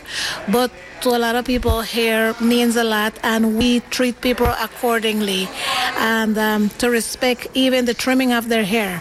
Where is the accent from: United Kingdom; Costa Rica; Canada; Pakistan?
Costa Rica; Limón; moved away as an adult; also born or lived in New York / California; now in Oakland, United States; I was born in Costa Rica, in the city by the name of Limon, Costa Rica. It's on the Atlantic coast of Costa Rica